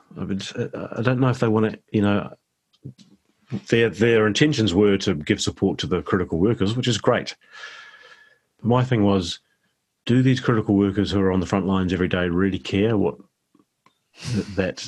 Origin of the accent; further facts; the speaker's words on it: New Zealand; I'm really grateful that I live here and I'm from here